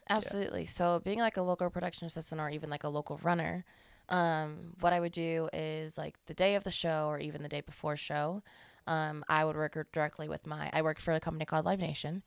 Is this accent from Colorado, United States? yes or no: yes; Colorado Springs, Colorado, United States; also born or lived in South Dakota; now in Denver, United States; I'm a Colorado native. I was born in Colorado Springs. Um, stayed down there the most of my life